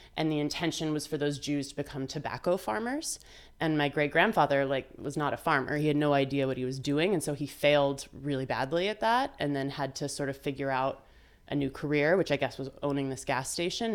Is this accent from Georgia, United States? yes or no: no; Vermont, United States; it happened to be where I was growing up in Vermont